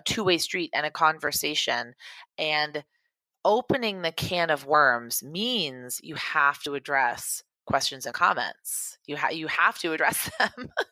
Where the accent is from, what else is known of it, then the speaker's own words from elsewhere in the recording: Beverly, Massachusetts, United States; Beverly, Massachusetts, which is where I'm from.